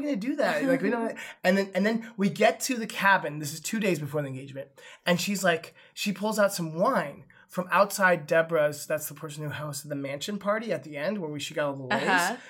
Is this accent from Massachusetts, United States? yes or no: no; Windsor, California, United States; Windsor, which is my hometown in Sonoma County